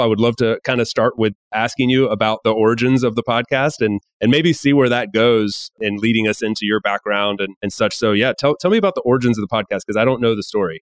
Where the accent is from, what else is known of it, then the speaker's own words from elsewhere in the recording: United States; now in Spain; I'm from the U S